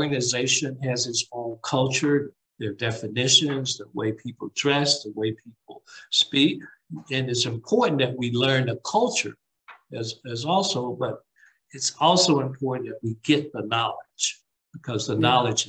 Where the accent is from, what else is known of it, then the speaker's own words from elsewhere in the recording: Alabama, United States; moved away; growing up in Alabama